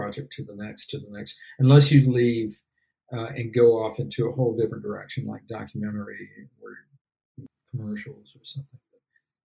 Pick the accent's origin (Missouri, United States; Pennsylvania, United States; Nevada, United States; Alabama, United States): Alabama, United States; moved away as an adult; now in Los Angeles, United States; I grew up down in Alabama.